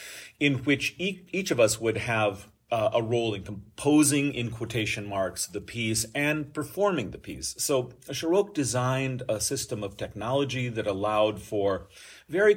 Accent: Iowa, United States; moved away as an adult; now in San Diego, United States; I was actually born and raised in Iowa on a farming family, and I live now and have lived for 30-some years in San Diego

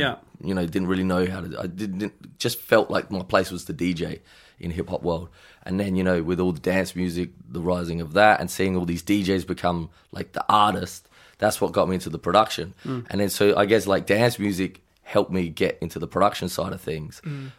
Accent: Adelaide, South Australia, Australia; also born or lived in Melbourne / Gold Coast; now in Los Angeles, United States; I'm from Adelaide and then I moved to Melbourne for a little bit.

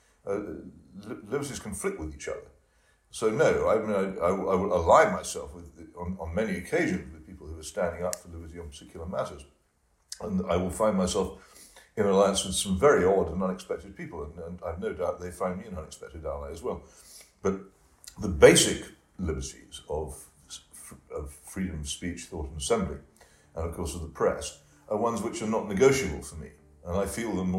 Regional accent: United Kingdom; speaking as a British patriot

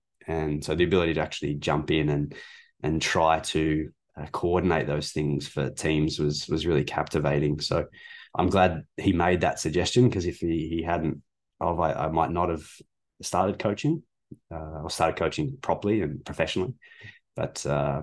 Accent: Melbourne, Victoria, Australia; moved away as an adult; now in Canada; I'm from Australia. I'm from Melbourne

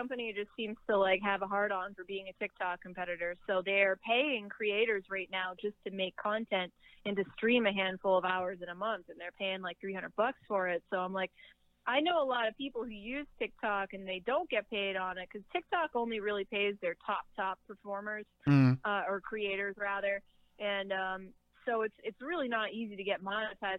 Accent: New England, United States; moved away; I'm from New England originally

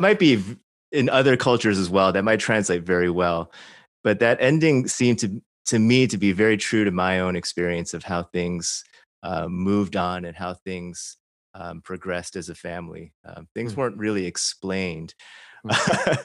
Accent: Chicago, Illinois, United States; I grew up in suburban Chicago, not Arkansas

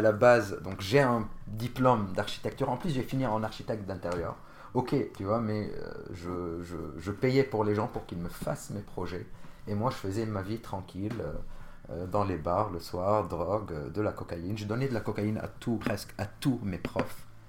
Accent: Jounieh, Keserwan-Jbeil, Lebanon; moved away as an adult; also born or lived in Bordeaux, France; now in Paris, France; je suis originaire, je suis né au Liban, d'une ville qui s'appelle Jounier, Et bah, j'ai vécu jusqu'à mes 25 ans au Liban

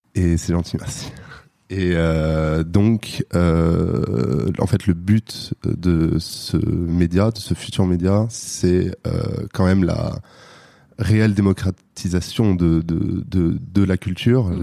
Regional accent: Paris, Île-de-France, France; je viens de Paris

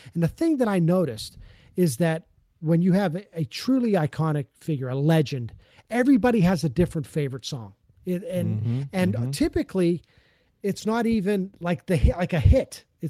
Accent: the North, United States; if you're from the North, like I am

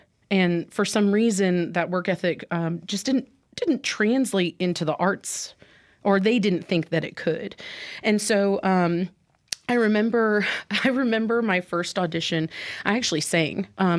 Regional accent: Mississippi, United States; also born or lived in Honduras / England / Iowa; And then I spent the majority of my childhood in Mississippi. I'm actually from Honduras. I was born there.

